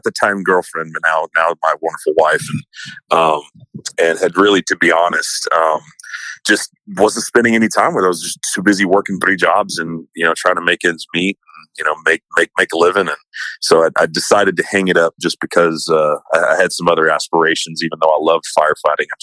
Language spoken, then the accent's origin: English; Poteet, Texas, United States; also born or lived in San Antonio, Texas; I grew up in Poteet, Texas, and have lived kind of in the San Antonio area for most of my life